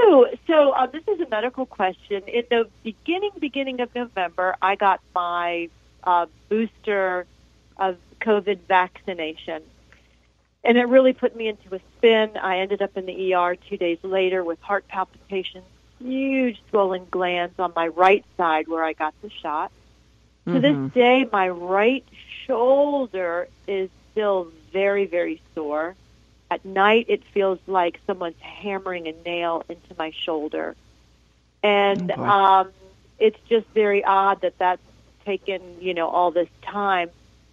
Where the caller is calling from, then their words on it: Charlotte, North Carolina, United States; I'm calling from Charlotte, North Carolina.